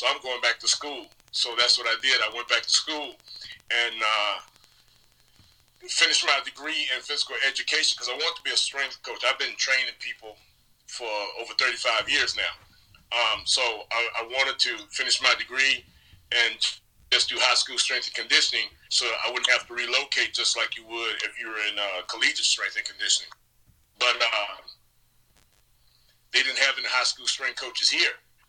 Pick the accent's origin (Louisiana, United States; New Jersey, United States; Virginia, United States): Virginia, United States; moved away as an adult; also born or lived in Fairbanks, Alaska / Hawaii / California / Phoenix, Arizona; now in Lincoln, Nebraska, United States; born and raised in the South in Virginia